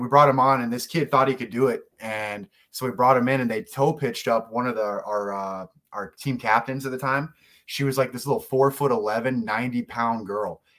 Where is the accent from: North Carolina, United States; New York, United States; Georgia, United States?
Georgia, United States; South; I'm from South Georgia